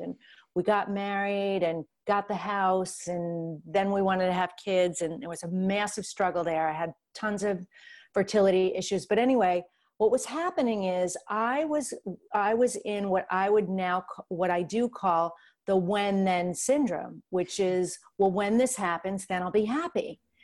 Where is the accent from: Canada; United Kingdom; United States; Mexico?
United States; New York; I'm from New York